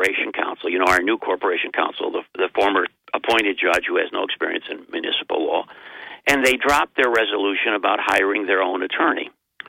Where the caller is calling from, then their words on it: Binghamton, New York, United States; Well, it's … from Binghamton.